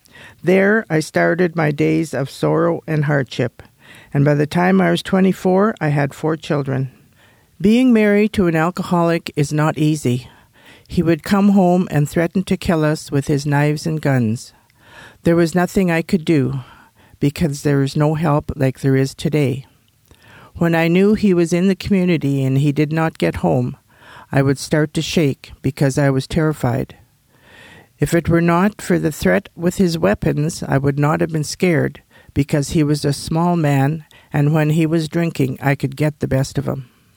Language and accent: English; Alberta, Canada; first language Cree; English is a second language; was a hamlet of about 300 people, of which a majority were Aboriginal. When I started school in 1927, I couldn't speak English because our language spoken at the time was Cree.